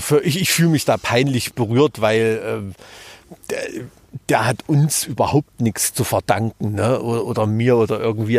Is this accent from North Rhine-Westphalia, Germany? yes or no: no; Thuringia, Germany; accent: Thüringer Dialekt; mit meinem Thüringer Dialekt